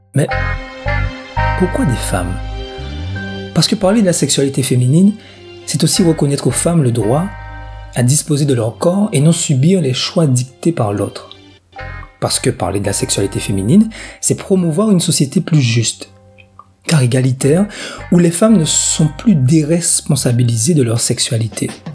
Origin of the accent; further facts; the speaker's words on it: Guadeloupe; chez nous en Guadeloupe